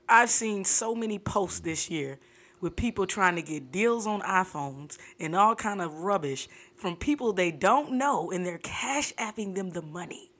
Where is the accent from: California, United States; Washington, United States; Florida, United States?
Florida, United States; Fort Lauderdale; I'm from Fort Lauderdale